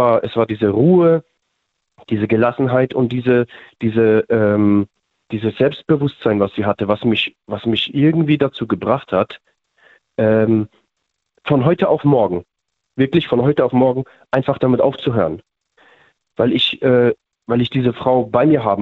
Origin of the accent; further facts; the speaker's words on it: Mannheim, Baden-Württemberg, Germany; Wir sind, wir sind aus Mannheim, ja.